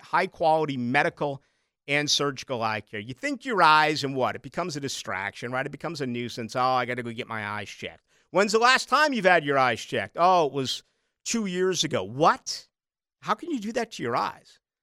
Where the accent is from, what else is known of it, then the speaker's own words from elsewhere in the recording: Boston, Massachusetts, United States; moved away; I grew up in Boston